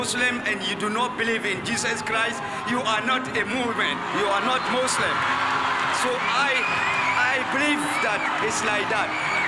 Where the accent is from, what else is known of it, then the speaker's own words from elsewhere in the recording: Gambaga, North East Region, Ghana; moved away; also born or lived in Tema; I came from Gambaga.